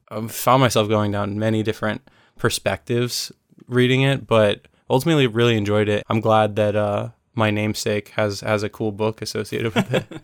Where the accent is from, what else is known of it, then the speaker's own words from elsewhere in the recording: United States; as an American